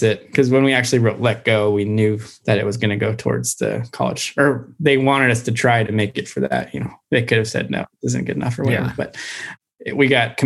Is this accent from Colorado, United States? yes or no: yes; Colorado, United States; I grew up in Colorado skiing and snowboarding